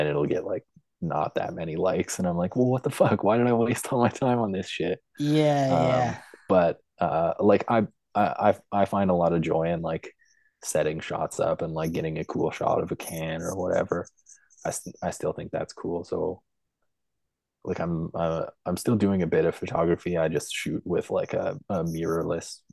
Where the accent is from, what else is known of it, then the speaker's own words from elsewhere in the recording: Lloydminster, Canada; moved away as an adult; also born or lived in Edmonton, Alberta; I grew up in Lloydminster, Alberta, Saskatchewan